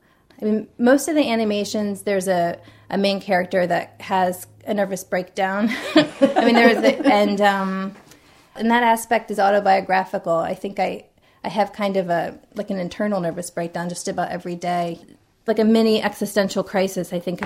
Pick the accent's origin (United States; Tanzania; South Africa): United States; West Virginia; born there; also born or lived in Iowa; All over. I was born in West Virginia, and I lived in Iowa and in the southwestern section of Virginia later on, and I went to college in the eastern side of Virginia.